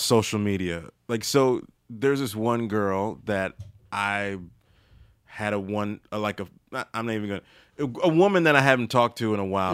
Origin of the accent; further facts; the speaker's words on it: Maryland, United States; moved away; I'm from Maryland and I'm below, I guess I'm below the Mace-, Mason Dixon line